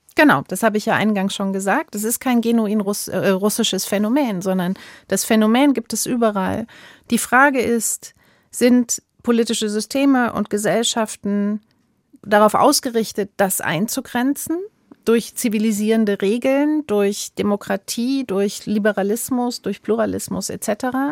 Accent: Saarland, Germany; ich komme selbst aus dem Saarland.

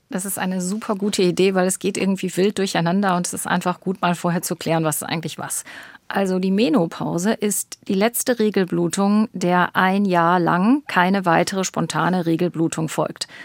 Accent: Northern Germany, Germany; Ich komme ja aus dem Norden, ich bin ja eigentlich mit meiner Praxis in Hamburg angesiedelt und im Norden gibt es Ebbe und Flut.

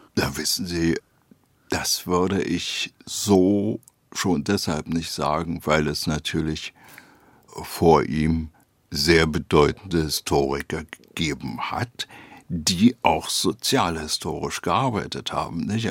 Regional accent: Berlin, Germany; Zunächst mal Berlin West bis 1950. Dann gab es einen sozusagen halb illegalen Umzug von West nach Ost-Berlin. Und dann bin ich in Weißensee, also in Ost Berlin, groß geworden

